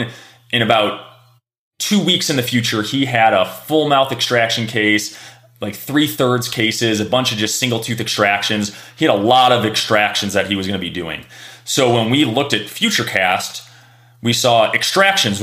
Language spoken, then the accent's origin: English; Chicago, Illinois, United States; I grew up in Chicago in the 90s